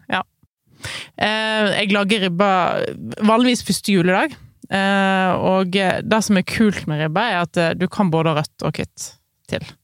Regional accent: Voss, Vestland, Norway; Der jeg vokste opp, på Voss

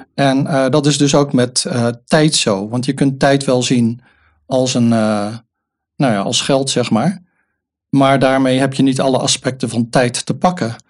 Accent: Rotterdam, South Holland, Netherlands; ik ben ook een Rotterdammer

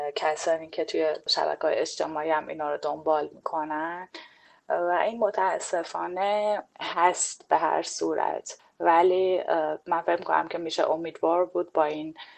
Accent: Iran; ما ایرانی ها

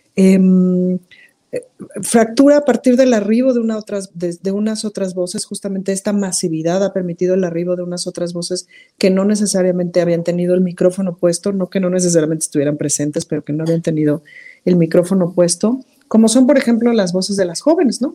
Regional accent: Mexico; soy mexicana

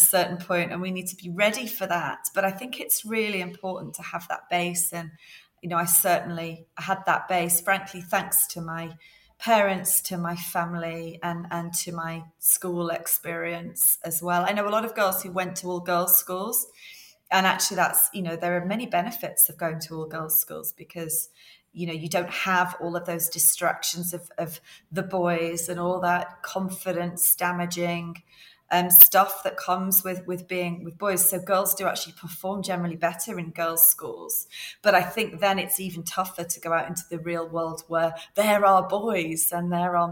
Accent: near Liverpool, North West England, United Kingdom; I was brought up near Liverpool

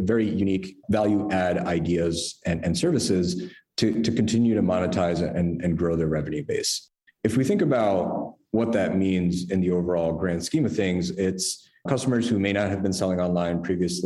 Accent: New York, United States; moved away as an adult; also born or lived in San Francisco; I'm originally a New Yorker, you know, here my whole life

